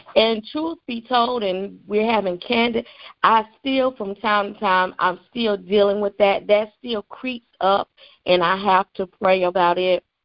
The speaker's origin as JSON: {"language": "English", "region": "the Carolinas", "country": "United States", "moved": "yes", "said": "I am originally from the Carolinas."}